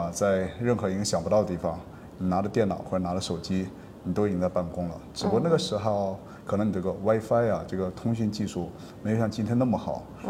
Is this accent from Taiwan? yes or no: no; Penglai, Shandong, China; moved away as an adult; also born or lived in Tianjin / Beijing; 然后我从小呢就是在蓬莱出生长大，然后后来有到天津去读书，再后来又到北京去工作，后来在北京曾经有定居，在那里生活蛮长的时间。